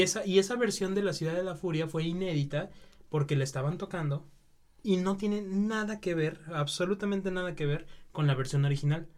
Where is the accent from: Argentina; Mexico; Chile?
Mexico; nosotros como mexicanos